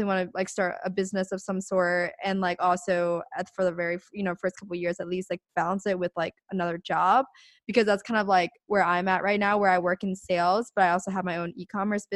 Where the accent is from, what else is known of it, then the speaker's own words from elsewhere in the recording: Pennsylvania, United States; moved away as an adult; now in Orange County, United States; I'm actually originally from Pennsylvania, like real quick. I'm from PA, but moved out to California for college.